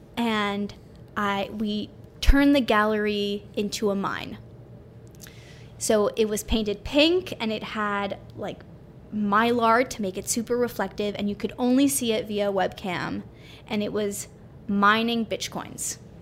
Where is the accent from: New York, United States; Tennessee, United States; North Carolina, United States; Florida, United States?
New York, United States; New York City; I grew up in New York City